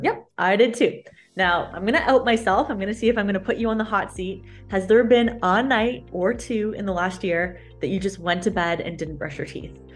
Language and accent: English; Canada; also born or lived in London, Ontario; I'm a Canadian